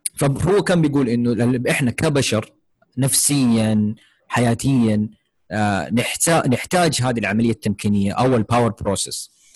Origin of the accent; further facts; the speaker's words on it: Saudi Arabia; عندنا في السعودية